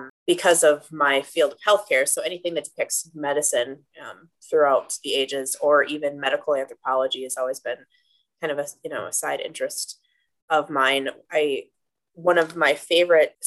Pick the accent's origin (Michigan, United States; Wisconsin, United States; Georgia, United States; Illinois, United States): Wisconsin, United States; Green Bay; I'm born and raised in Green Bay